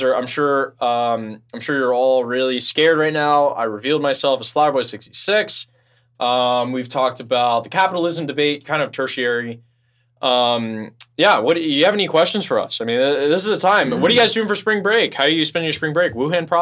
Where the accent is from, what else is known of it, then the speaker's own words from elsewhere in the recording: Memphis, Tennessee, United States; I grew up in Memphis.